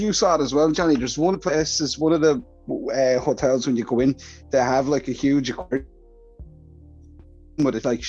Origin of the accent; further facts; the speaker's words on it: Ireland; I'm Irish